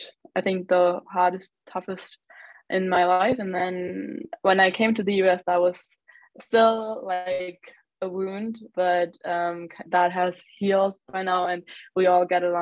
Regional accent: Germany; also born or lived in United States; I grew up in Germany. I've always lived here besides having spent 1 year in the US

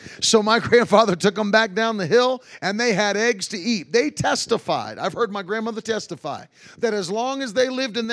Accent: Virginia Beach, Virginia, United States; I grew up in Virginia Beach.

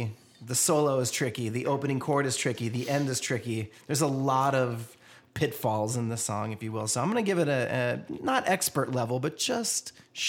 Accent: Columbus, Georgia, United States; So my brothers and I grew up in Columbus at Fort Benning

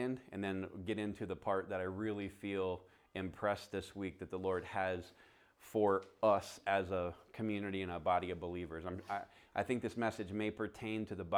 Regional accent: the South, United States; I'm a redneck from the South

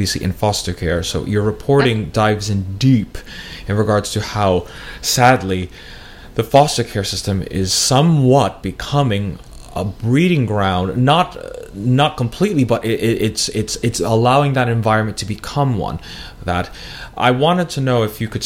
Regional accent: United States; I'm also an American citizen

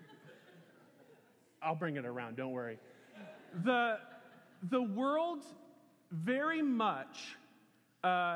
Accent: Lawrence, Kansas, United States; moved away as an adult; I grew up in Lawrence, Kansas.

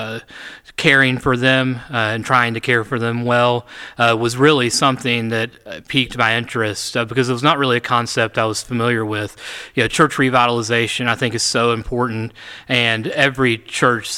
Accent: Appalachia, United States; also born or lived in Lincoln County, West Virginia; Appalachia. That's my home and where I was raised

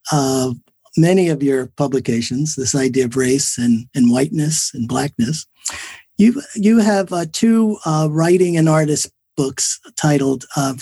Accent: Newark, New Jersey, United States; I grew up in North Newark.

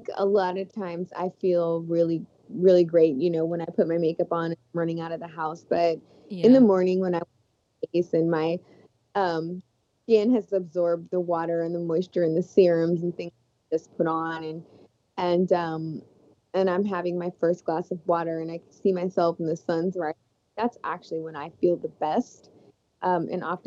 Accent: Las Vegas, Texas, United States; I grew up in Texas in the 90s, and also Las Vegas

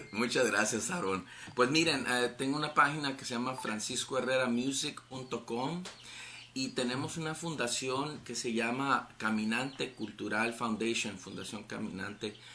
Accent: Calexico, California, United States; allá en Calexico, California, donde yo me crié

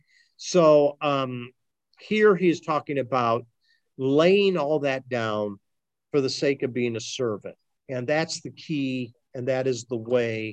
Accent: Ohio, United States; those of us who are born and raised in Ohio

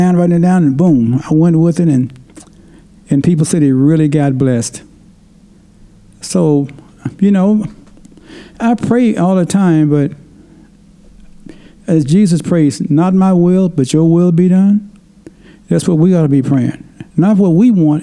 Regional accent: Tennessee, United States; moved away; when I grew up back in Tennessee, people had to talk because we didn't have internet

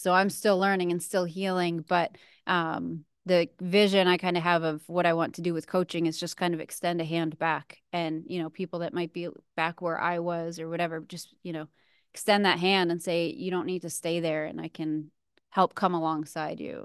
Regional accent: New England, New Hampshire, United States; moved away; I grew up in New England, so living in New Hampshire at the time

